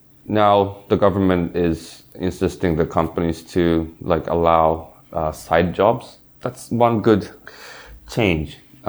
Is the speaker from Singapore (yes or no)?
yes; Singapore; I grew up in Singapore, and I still remember, but in history class